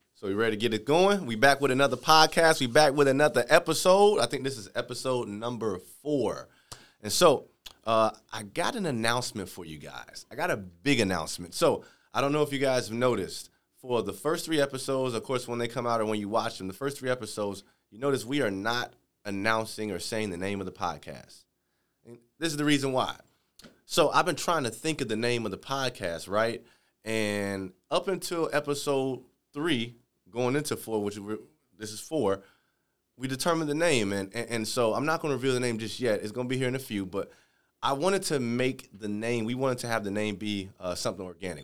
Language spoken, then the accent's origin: English; Chicago, Illinois, United States; moved away; I'm from Chicago